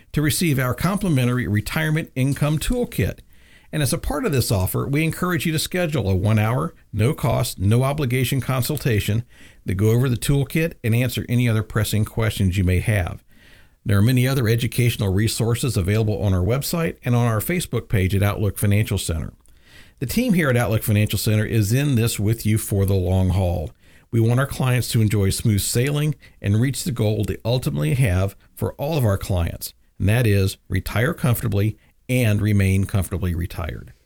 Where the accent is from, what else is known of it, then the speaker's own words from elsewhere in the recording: the South, United States; I grew up in the South